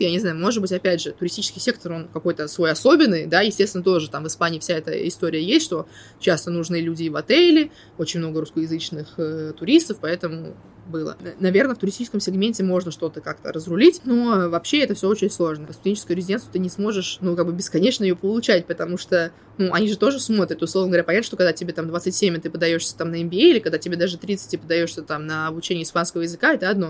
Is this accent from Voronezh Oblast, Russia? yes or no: no; Moscow, Russia; moved away as an adult; also born or lived in Murcia; now in Cyprus; я родилась и выросла в Москве